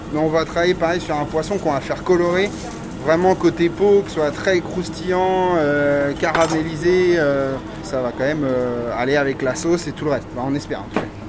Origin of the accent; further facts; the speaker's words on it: Bain-de-Bretagne, Brittany, France; now in Piré-Chancé, France; moi, je suis né à Bain-de-Bretagne